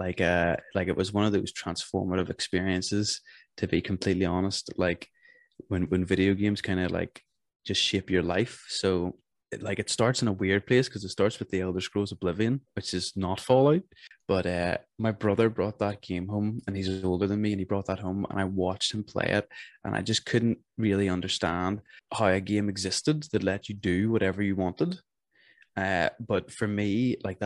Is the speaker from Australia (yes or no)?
no; Northern Ireland, United Kingdom